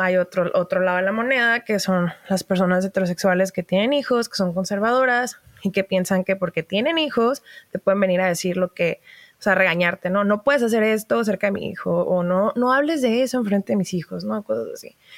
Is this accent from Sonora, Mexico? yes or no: no; Baja California, Mexico; also born or lived in Mexico City; soy norteña